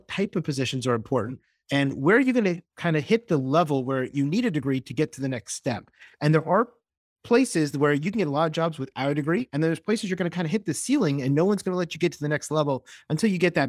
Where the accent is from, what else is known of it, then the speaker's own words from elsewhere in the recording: Florida, United States; I grew up as a Floridian. I grew up in South Florida.